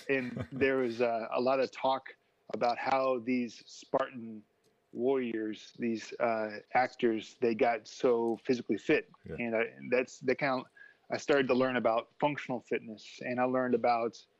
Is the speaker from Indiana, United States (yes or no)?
yes; Indiana, United States; moved away as an adult; also born or lived in New Zealand; I'm from Indiana uh, in the United States